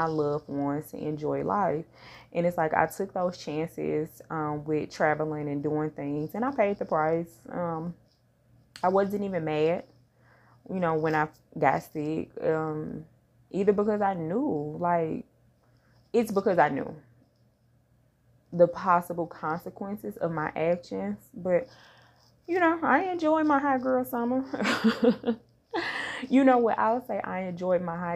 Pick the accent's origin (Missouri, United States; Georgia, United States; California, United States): Missouri, United States; St. Louis; born or raised there; moved away